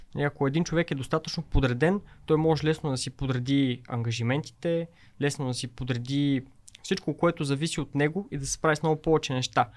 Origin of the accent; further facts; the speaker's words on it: Pazardzhik, Pazardzhik Province, Bulgaria; Също аз съм родом от Пазачик.